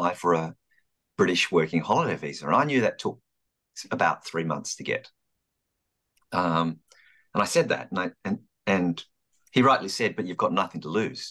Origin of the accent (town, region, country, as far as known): Melbourne, Victoria, Australia; born or raised there; moved away as an adult; also born or lived in London